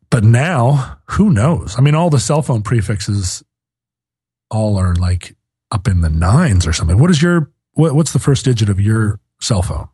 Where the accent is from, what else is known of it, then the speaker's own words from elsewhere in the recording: Anchorage, Alaska, United States; growing up in Anchorage